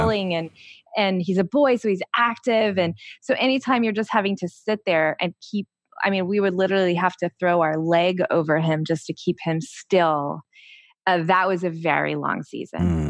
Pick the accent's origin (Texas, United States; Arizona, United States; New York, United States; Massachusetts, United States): Texas, United States; born or raised there